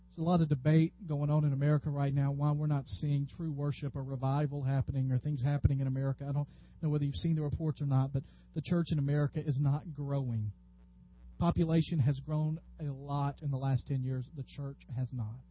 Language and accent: English; the South, United States; growing up in the South